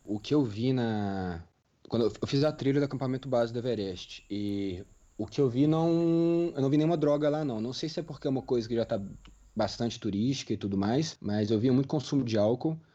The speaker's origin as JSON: {"language": "Portuguese", "country": "Brazil", "said": "a gente como brasileiro"}